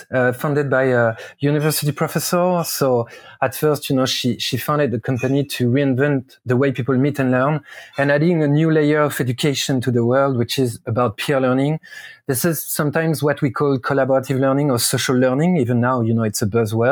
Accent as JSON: {"language": "English", "country": "France", "tie": "born or raised there", "said": "I'm coming from an African-American family who is mostly present in Louisiana, and I grew up in France"}